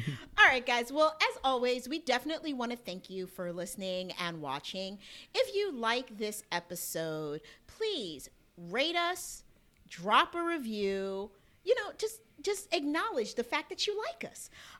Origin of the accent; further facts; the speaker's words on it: New Jersey, United States; Now I'm from New Jersey.